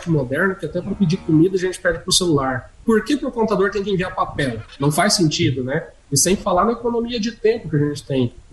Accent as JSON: {"language": "Portuguese", "town": "São Miguel do Oeste", "region": "Santa Catarina", "country": "Brazil", "tie": "born there", "moved": "yes", "lives_now": "Campo Novo, Brazil", "said": "eu nasci em São Miguel do Oeste, lá em Santa Catarina."}